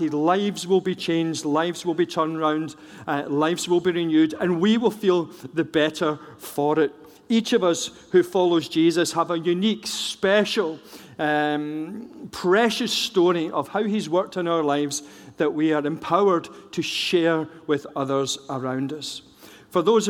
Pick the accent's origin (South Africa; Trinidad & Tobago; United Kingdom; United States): United Kingdom; Scotland; I'm a Scot